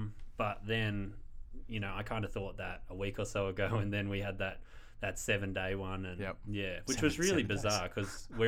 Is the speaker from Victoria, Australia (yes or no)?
yes; Bayswater, Victoria, Australia; moved away as an adult; also born or lived in Brunswick; now in Ballarat, Australia; Bayswater, eastern suburbs.